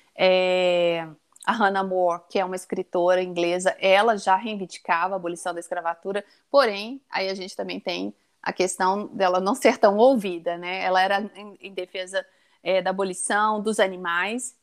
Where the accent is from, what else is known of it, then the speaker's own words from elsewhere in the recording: Brazil; Nós somos brasileiros